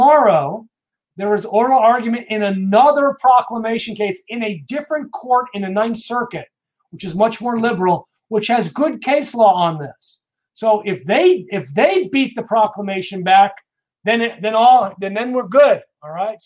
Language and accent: English; New York, United States; I'm from New York